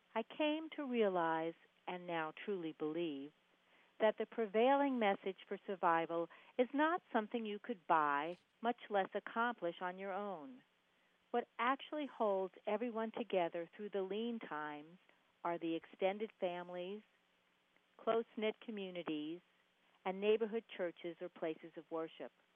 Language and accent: English; New York City, New York, United States; now in Charlotte, United States; I grew up in New York City.